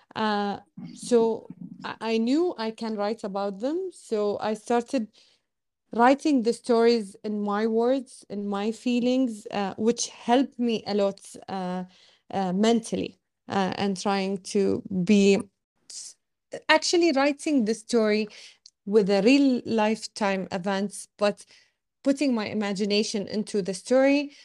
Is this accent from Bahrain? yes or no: yes; Bahrain; also born or lived in Australia; I was born in Bahrain and raised in Bahrain, but, and lived my whole life in Bahrain, um, but except for five years where I studied abroad in Australia.